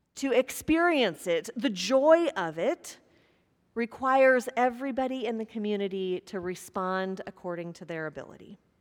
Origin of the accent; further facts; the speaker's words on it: Kansas, United States; moved away; grew up in Kansas, and years ago, a tornado came through my hometown